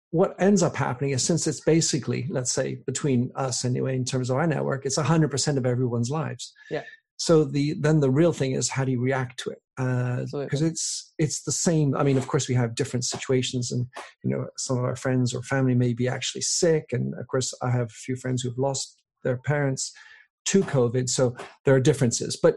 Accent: South West England, United Kingdom; also born or lived in Belgium / France; I was born in Belgium, then we moved to France, and then we moved to England, and then I get sent as a seven year old, just turned eight, to boarding school.

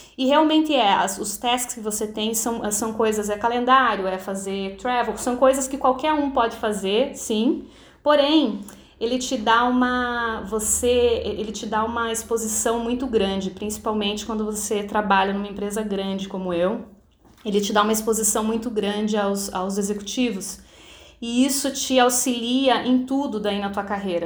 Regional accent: Curitiba, Paraná, Brazil; moved away as an adult; now in New York, United States; eu nasci em Curitiba

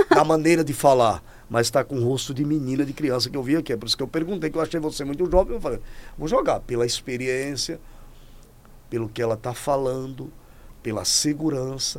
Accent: Natal, Rio Grande do Norte, Brazil; moved away; lá da minha terra de Natal. Sou lá de Natal, nasci no interior

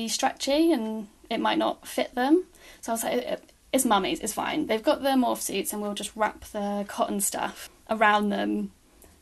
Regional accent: Bristol, South West England, United Kingdom; moved away as an adult; also born or lived in Bournemouth; Bristol, which is where I'm from

